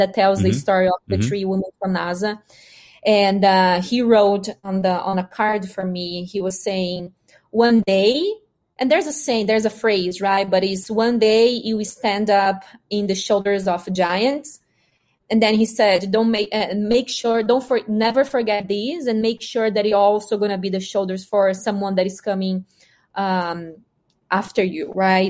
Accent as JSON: {"language": "English", "country": "Brazil", "also_born_or_lived": "Mississippi, United States", "first_language": "Portuguese", "second_language": "English", "moved": "as an adult", "lives_now": "Massachusetts, United States", "said": "I'm a girl from Brazil, from the countryside"}